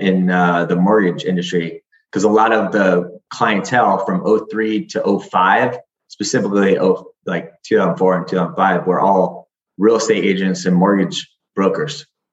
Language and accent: English; Florida, United States; I grew up